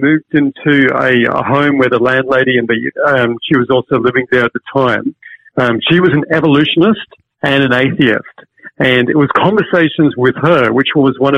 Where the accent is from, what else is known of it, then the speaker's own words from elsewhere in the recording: Hong Kong; moved away; also born or lived in Cambridge; I grew up in Hong Kong